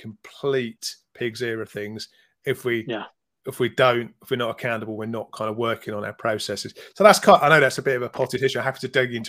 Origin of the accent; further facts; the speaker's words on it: London, United Kingdom; I was born in North London